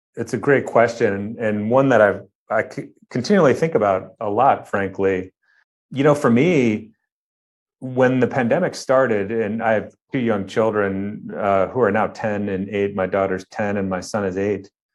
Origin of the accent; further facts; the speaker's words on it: Cleveland, Ohio, United States; now in Irvine, United States; I grew up in Ohio, uh, on the outskirts of Cleveland, Ohio